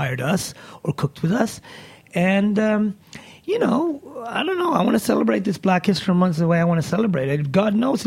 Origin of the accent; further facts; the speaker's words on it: Sweden; moved away; also born or lived in Ethiopia; growing up in Sweden